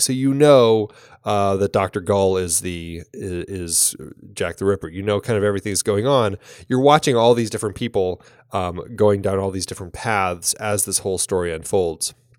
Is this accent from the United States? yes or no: no; Ireland; as an Irish woman